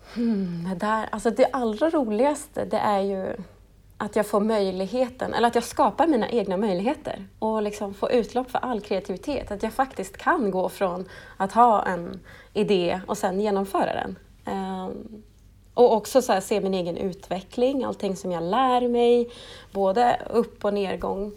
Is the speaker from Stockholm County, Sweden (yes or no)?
yes; Stockholm, Stockholm County, Sweden; moved away as an adult; also born or lived in Piteå / Luleå; now in Norrbotten, Sweden; jag är ju ursprungligen från Stockholm och flyttade till eh, Luleå, eh, Piteå faktiskt först för att studera radiojournalistik på LTU för 11